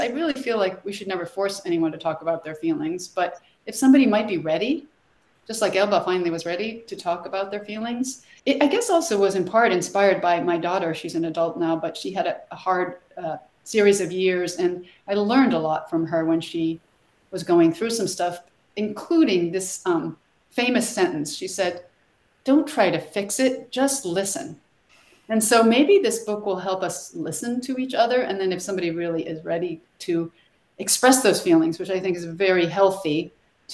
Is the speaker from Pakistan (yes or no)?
no; Sweden; now in United States; I'm from Sweden originally.